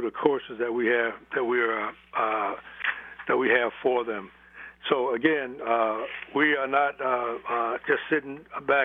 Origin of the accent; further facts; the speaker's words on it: Washington, District of Columbia, United States; now in Seattle, United States; I grew up in Washington, D.C.